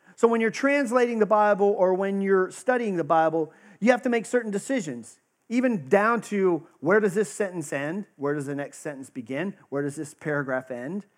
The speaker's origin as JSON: {"language": "English", "region": "Texas", "country": "United States", "tie": "born or raised there", "said": "I grew up in Texas, I got the actual privilege of going to a tent revival"}